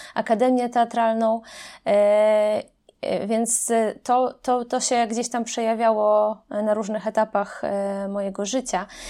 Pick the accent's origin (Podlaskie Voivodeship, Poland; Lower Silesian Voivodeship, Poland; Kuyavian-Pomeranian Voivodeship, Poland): Podlaskie Voivodeship, Poland; Grajewo; moved away; pochodzę z Grajewa, to jest mała miejscowość na Podlasiu, miasto